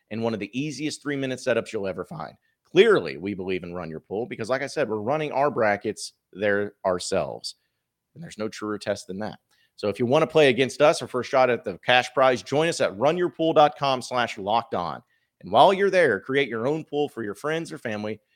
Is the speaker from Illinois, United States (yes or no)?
no; Fayetteville, Arkansas, United States; also born or lived in Dallas, Texas; Grew up in Fayetteville, went to the University of Arkansas